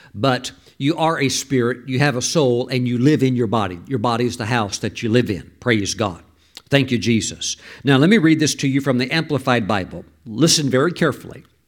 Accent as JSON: {"language": "English", "country": "United States", "said": "we as American citizens"}